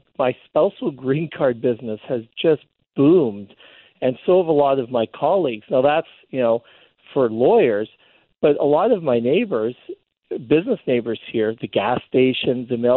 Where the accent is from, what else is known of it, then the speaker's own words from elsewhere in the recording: Vancouver, British Columbia, Canada; now in Blaine, United States; I'm Canadian myself, grew up in Vancouver